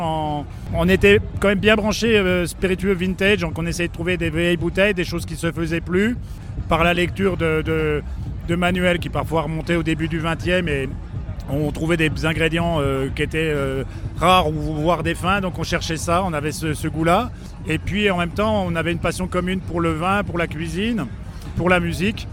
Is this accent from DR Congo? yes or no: no; Besançon, Bourgogne-Franche-Comté, France; on est de Besançon